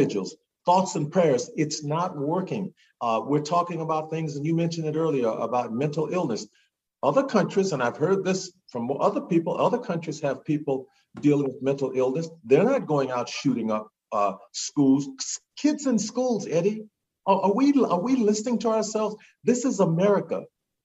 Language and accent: English; Natchitoches Parish, Louisiana, United States; also born or lived in Shreveport, Louisiana; I was born in Shreveport, but I lived in Natchitoches Parish.